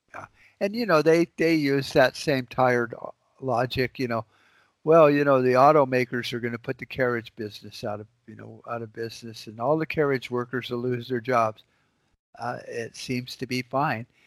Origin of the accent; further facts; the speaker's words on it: United States; we as American citizens